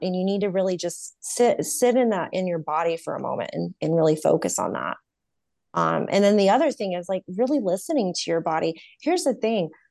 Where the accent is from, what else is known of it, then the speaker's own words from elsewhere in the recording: North Carolina, United States; moved away as an adult; now in California, United States; 'cause I'm from North Carolina